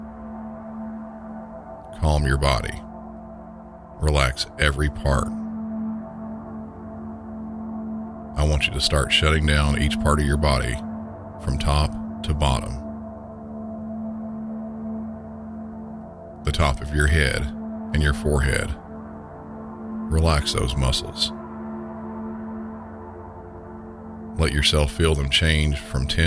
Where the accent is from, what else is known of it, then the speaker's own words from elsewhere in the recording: Southern, United States; accent: Southern; my normal Southern accent